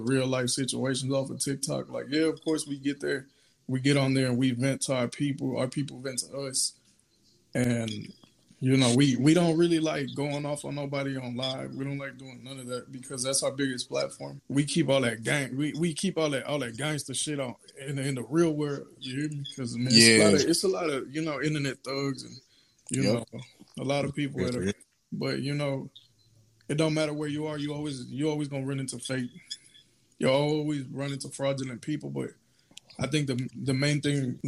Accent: Texas, United States; I'm from Texas. I ain't from Cali

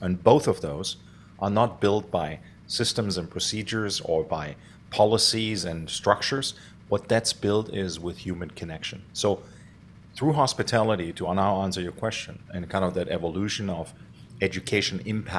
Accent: Stuttgart, Baden-Württemberg, Germany; So I grew up in Germany, in Stuttgart, Germany, actually in the city.

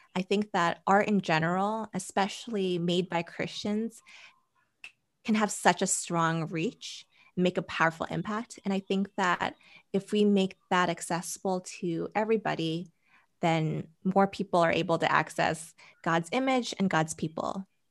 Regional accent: New Jersey, United States; also born or lived in Boston, Massachusetts; I was born in Boston, Massachusetts, and in middle school, I moved to New Jersey, and that's where I spent middle school, high school

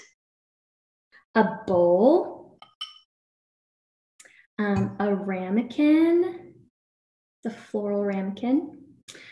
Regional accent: Princeton, New Jersey, United States; also born or lived in Greenville, South Carolina; now in Gainesville, United States; I'm from Princeton, New Jersey

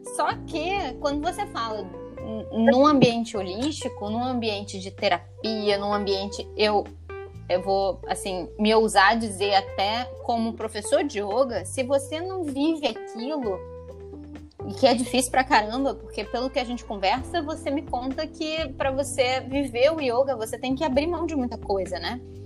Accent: Taubaté, São Paulo, Brazil; lá em Taubaté, onde eu nasci, morei, fui criada

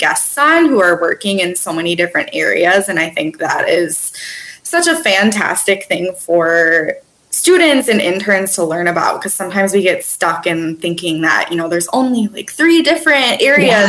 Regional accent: Twin Cities, Minnesota, United States; also born or lived in Milwaukee, Wisconsin; I'm originally from the Twin Cities in Minnesota

